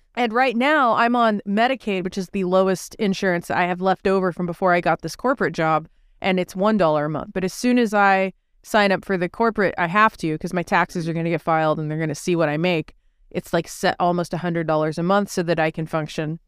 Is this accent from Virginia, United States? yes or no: no; Texas, United States; I grew up in Texas watching Alex Jones on Public Access